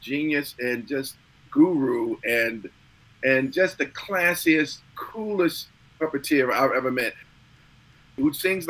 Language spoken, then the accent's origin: English; Baltimore, Maryland, United States; I'm from Baltimore. I'm not from Brooklyn or Jersey.